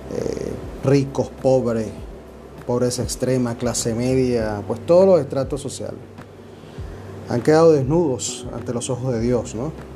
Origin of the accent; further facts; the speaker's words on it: Venezuela; now in Dominican Republic; Me encuentro en la República Dominicana, soy un venezolano aquí hace un tiempo ya